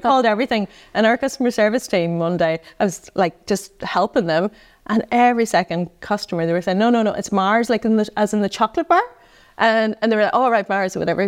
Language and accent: English; Tyrone, Northern Ireland, United Kingdom; moved away as an adult; now in Dublin, Ireland; I come from Tyrone